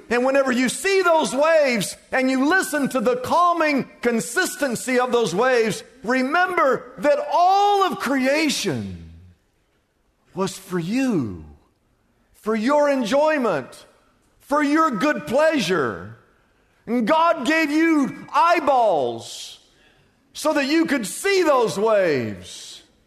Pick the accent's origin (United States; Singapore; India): United States; Des Moines, Iowa; moved away as an adult; now in Southern California, United States; I remember the day I moved from Des Moines, Iowa, to come to Southern California